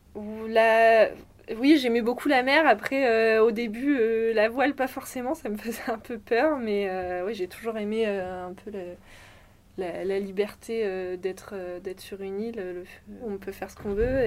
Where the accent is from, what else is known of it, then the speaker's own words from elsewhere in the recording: Brest, Brittany, France; also born or lived in Les Sables-d'Olonne; je suis née à Brest, je suis brestoise. Euh, j'y ai passé toute mon enfance et même un peu plus